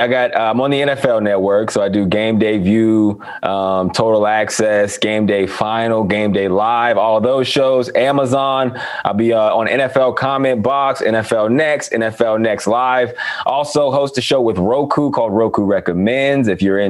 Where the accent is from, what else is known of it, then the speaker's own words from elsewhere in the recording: Western Pennsylvania, United States; I am from Western Pennsylvania. I was taught football a certain way.